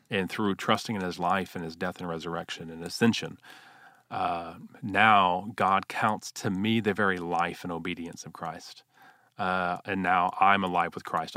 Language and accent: English; Houston, Texas, United States; I grew up in Houston, Texas, uh, wonderful parents